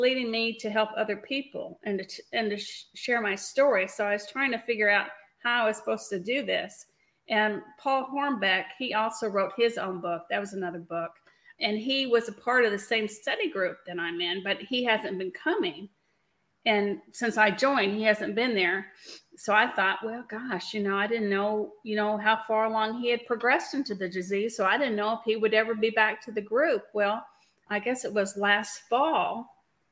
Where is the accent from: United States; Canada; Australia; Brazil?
United States; California; now in Kentucky, United States; I grew up in California, so I'm used to really beautiful weather